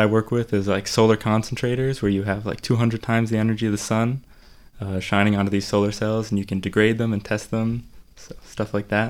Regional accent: Connecticut, United States; So I'm from Connecticut, and I go to the University of Connecticut in the United States.

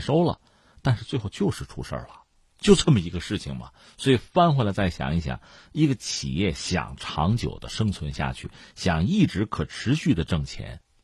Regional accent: China; 我是中国人

